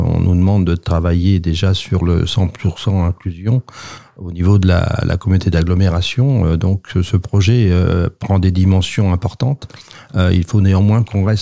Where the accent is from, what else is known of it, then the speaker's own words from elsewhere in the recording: Sartrouville, Île-de-France, France; je suis né à Sartreville